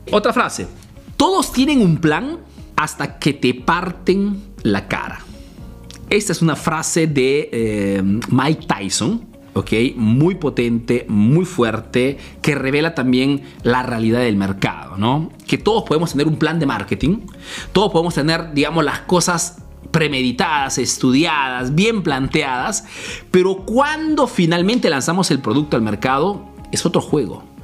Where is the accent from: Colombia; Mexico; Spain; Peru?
Peru; now in Italy; soy un emprendedor peruano que vive, hace negocio en Italia, en Europa